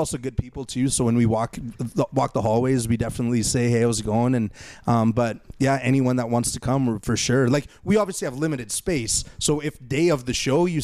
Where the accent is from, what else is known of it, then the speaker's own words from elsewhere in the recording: Winnipeg, Manitoba, Canada; also born or lived in Fort Richmond, Winnipeg; I'm from Transcona, and then I lived in Fort Richmond